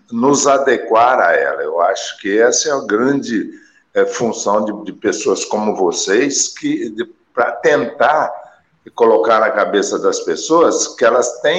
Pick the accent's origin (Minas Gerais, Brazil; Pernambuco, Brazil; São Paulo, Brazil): Minas Gerais, Brazil; Jordânia; eu sou de Jordânia. quer dizer, eu tenho aqui uma tomografia de dois canais, né, é, ressonância aqui na minha cidade não tem.